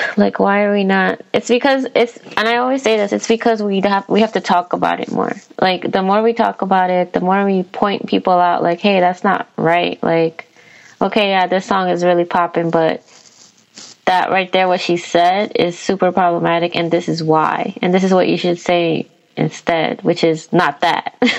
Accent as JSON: {"language": "English", "town": "New York City", "region": "New York", "country": "United States", "said": "we're both from Queens."}